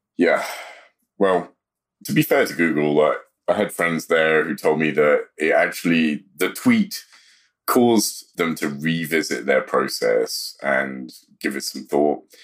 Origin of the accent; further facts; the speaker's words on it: London, United Kingdom; moved away as an adult; now in United States; South London is, is where I was born and raised.